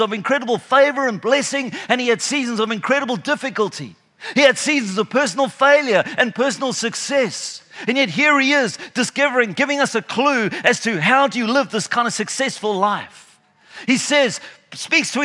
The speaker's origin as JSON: {"language": "English", "town": "Canberra", "region": "Australian Capital Territory", "country": "Australia", "said": "I'm from Canberra"}